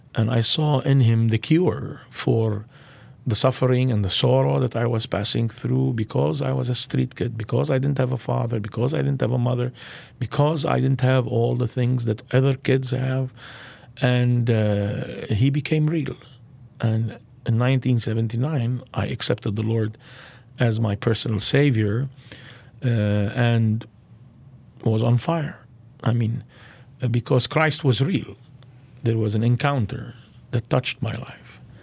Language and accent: English; Beirut, Beirut Governorate, Lebanon; I was born in Beirut, Lebanon, into a Muslim family